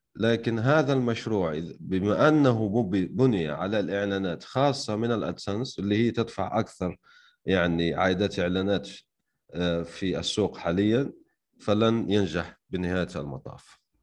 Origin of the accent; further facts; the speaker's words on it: Algeria; انا شخصيا يعني من الجزائر